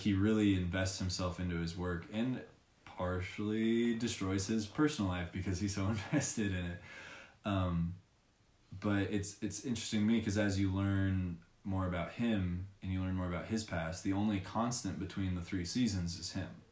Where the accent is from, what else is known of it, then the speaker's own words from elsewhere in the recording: Long Beach, California, United States; I'm from Long Beach